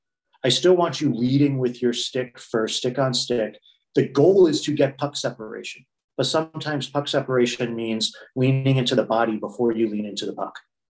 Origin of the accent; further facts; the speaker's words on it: United States; The thing that I think I bring is I'm still American competitive, which I think is, and I want to say that in those terms, it's not just general competitiveness.